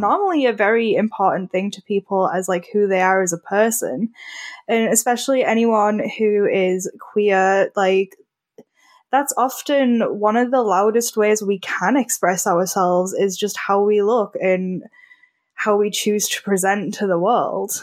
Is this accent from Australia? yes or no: no; United Kingdom; I'm British